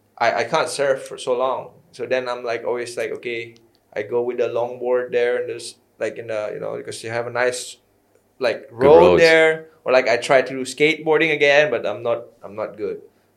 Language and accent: English; Bali, Indonesia; I'm from Bali, you know. And I don't come from a rich family.